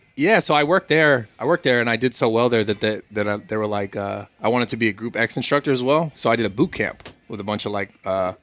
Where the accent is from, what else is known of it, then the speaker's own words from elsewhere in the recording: Pacifica, California, United States; Born and raised Pacifica.